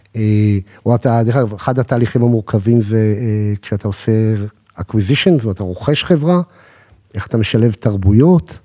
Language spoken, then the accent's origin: Hebrew; Holon, Tel Aviv District, Israel; גדלתי בחולון